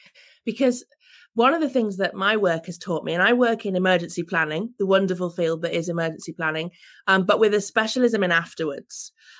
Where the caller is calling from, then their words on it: England, United Kingdom; Well, I'm calling from England, and we're at a very key transition point